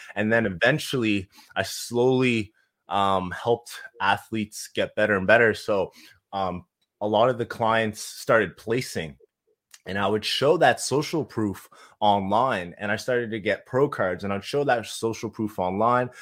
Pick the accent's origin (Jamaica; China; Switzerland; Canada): Canada; Halifax, Nova Scotia; moved away as an adult; now in Kelowna, Canada; so I'm originally from Halifax. We moved to, uh, Kelowna, B C, so pretty much the East Coast to the West Coast